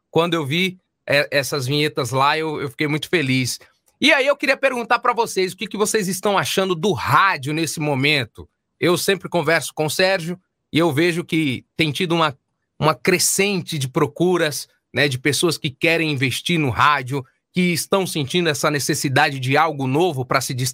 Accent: Salvador, Bahia, Brazil; Salvador. Lá, minha terra querida.

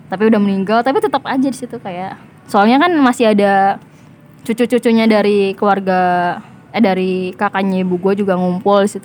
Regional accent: Jakarta, Indonesia; Kampung gue di Jakarta

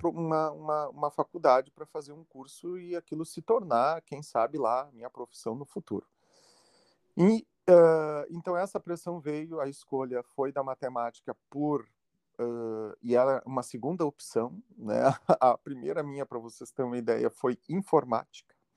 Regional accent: Santa Maria, Rio Grande do Sul, Brazil; eu sou natural de Santa Maria, que é uma cidade de interior aqui do, do Rio Grande do Sul

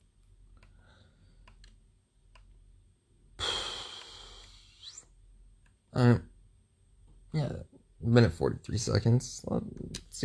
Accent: Midwest, United States; I'm from the Midwest

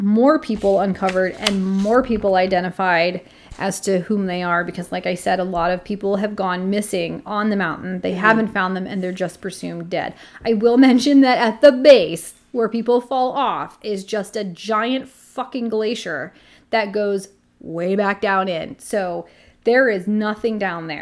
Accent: United States; I'm American

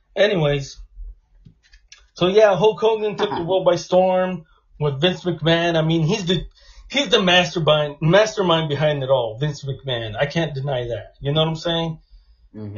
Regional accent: Los Angeles, California, United States; I'm from Los Angeles.

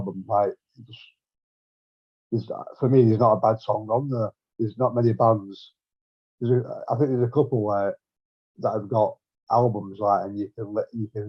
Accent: Bolton, North West England, United Kingdom; now in Manchester, United Kingdom; Bolton, yeah, I'm from Bolton

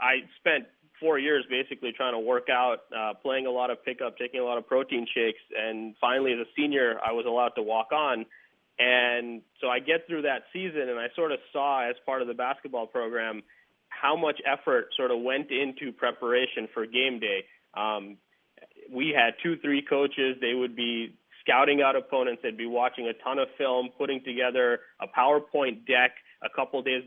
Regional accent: India; moved away as an adult; now in United States; I grew up in India

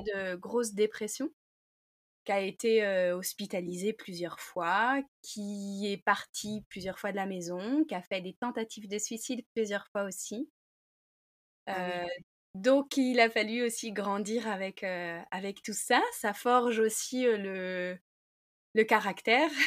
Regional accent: Saint-Malo, Brittany, France; je suis malouine, donc je suis née à Saint-Malo, j'ai grandi à Saint-Malo

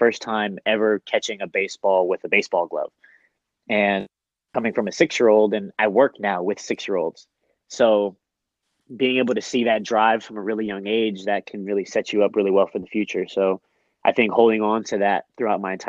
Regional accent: Oakland, California, United States; moved away as an adult; now in San Diego, United States; I grew up in Oakland

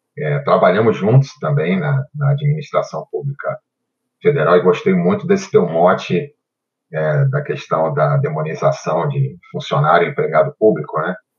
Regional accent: Rio de Janeiro, Brazil; moved away as an adult; now in Brasília, Brazil; Eu nasci no Rio de Janeiro, no bairro do Catete

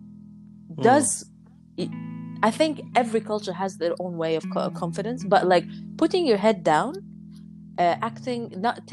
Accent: Egypt; I come from Egypt

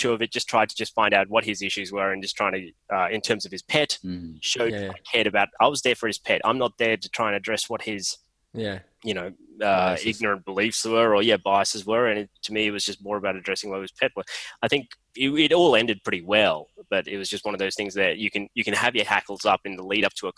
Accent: Mackay, Queensland, Australia; also born or lived in Sri Lanka / Sydney / Sunshine Coast; I grew up in Mackay

